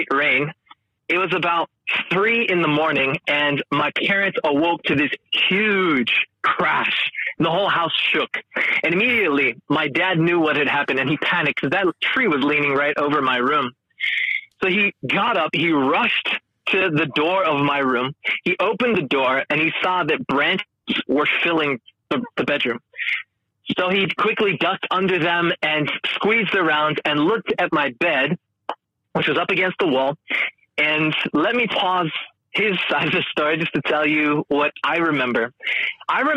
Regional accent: Northern California, United States; moved away as an adult; now in Hamilton, Australia; I'm born and raised in Northern California.

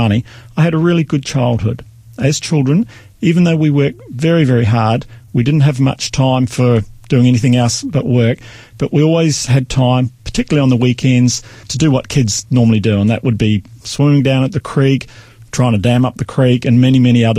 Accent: New Zealand; also born or lived in Bluff, New Zealand / Chatham Islands, New Zealand; I was born in New Zealand, born in a little coastal town called Bluff, which is located at the bottom of the South Island of New Zealand. Although I do not actually ever remember living there, as we moved when I was about 2 or 3 years of age

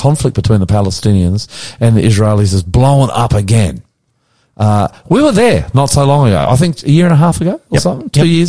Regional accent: Australia; I'm the …, coming to you from our studios in Northwest Sydney on a beautiful, glorious day.

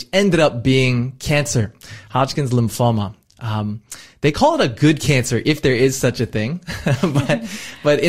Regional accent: United States; as an American

